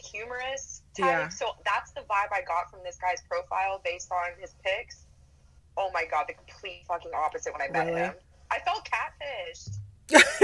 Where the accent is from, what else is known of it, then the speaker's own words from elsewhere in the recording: United States; I'm so American